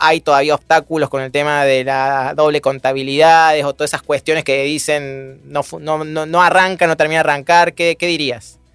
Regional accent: Argentina; Argentina, hoy vivimos una coyuntura complejísima

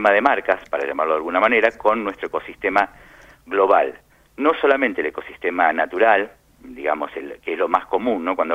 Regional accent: Argentina; also born or lived in Lima, Peru; now in Madrid, Spain; Sí, nos fuimos de Argentina en febrero de 2010.

